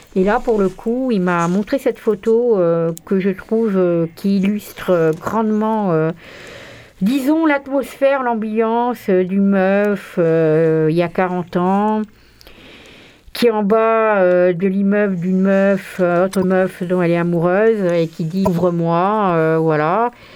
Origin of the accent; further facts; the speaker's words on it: Marseille, Provence-Alpes-Côte d'Azur, France; en tant que Marseillais